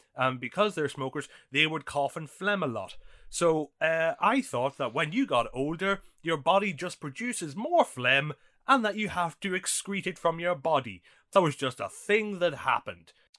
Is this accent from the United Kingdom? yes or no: no; Ireland; I grew up in Ireland during the nineties